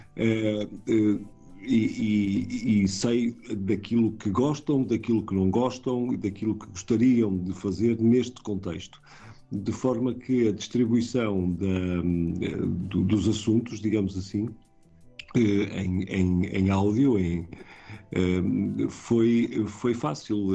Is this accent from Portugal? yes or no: yes; Portugal; como portugueses